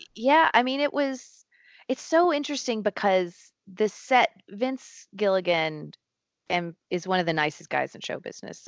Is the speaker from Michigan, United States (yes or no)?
no; Tennessee, United States; moved away; I grew up in a very small town in Tennessee on top of a mountain